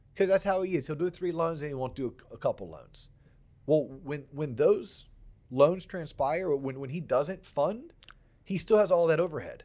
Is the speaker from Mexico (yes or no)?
no; Central Florida, United States; also born or lived in England / Atlanta / West Palm Beach, Florida; I grew up in Central Florida